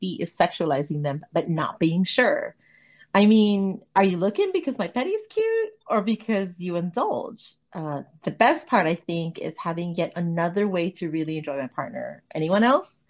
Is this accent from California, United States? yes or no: yes; Los Angeles, California, United States; I was born and raised in LA in the San Fernando Valley